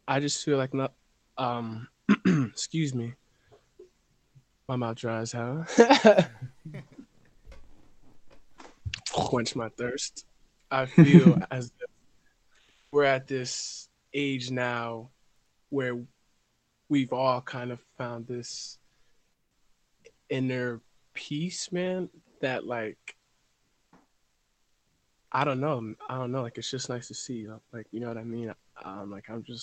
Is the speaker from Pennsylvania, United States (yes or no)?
yes; Reading, Pennsylvania, United States; I'm from Reading, PA. Born and raised.